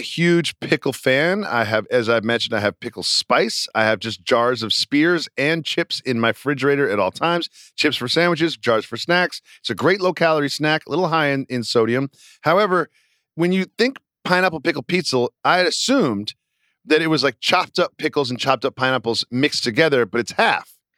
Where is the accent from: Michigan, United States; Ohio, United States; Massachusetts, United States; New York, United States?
Massachusetts, United States; I'm from Massachusetts